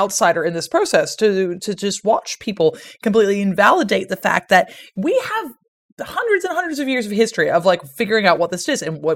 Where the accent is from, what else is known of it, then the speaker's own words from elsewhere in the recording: Ireland; as you can tell from my accent, I am an Irish citizen, but republic thereof. My family is from Kilkenny